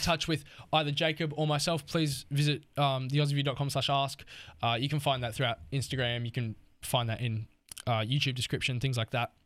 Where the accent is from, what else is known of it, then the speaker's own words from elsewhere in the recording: Australia; as an Australian